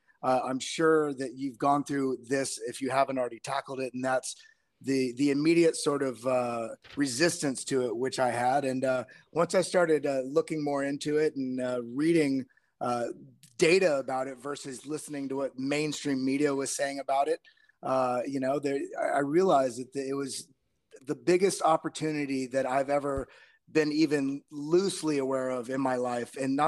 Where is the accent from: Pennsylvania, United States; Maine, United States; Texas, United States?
Texas, United States; now in New York, United States; I'm originally from Texas. I've been living up here in New York for quite a while